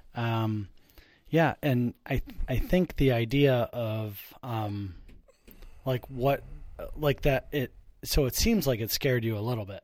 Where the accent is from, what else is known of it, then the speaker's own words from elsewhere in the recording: Buffalo, New York, United States; I, I grew up in Buffalo